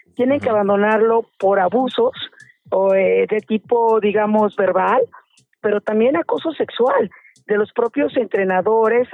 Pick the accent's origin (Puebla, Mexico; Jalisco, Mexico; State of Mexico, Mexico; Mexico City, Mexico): State of Mexico, Mexico; Yo soy ciudadana del Estado de México